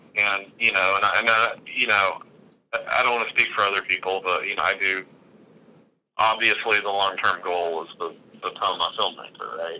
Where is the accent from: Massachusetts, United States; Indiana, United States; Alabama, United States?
Alabama, United States; Gadsden; I'm from Gadsden